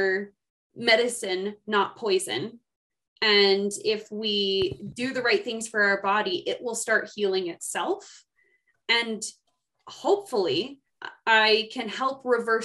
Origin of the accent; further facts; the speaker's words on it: Seattle, Washington, United States; moved away as an adult; also born or lived in Colorado; now in Idaho Falls, United States; I come from Seattle.